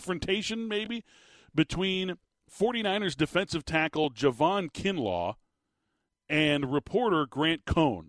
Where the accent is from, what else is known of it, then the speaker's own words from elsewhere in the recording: Tucson, Arizona, United States; I couldn't be more proud of my hometown, my people, the folks in Tucson